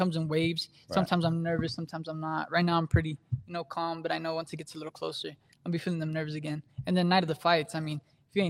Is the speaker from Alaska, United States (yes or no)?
no; Amarillo, Texas, United States; here in my hometown, Amarillo, Texas